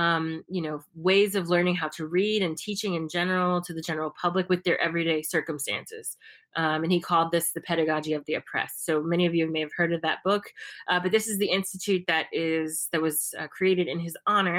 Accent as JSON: {"language": "English", "country": "United States", "moved": "yes", "lives_now": "Brazil", "said": "I'm from the US"}